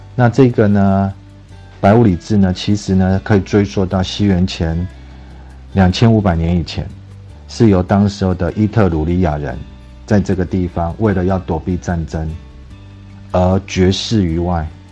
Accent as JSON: {"language": "Chinese", "country": "China", "said": "意大利人吃披萨跟我们中国人吃披萨不太一样"}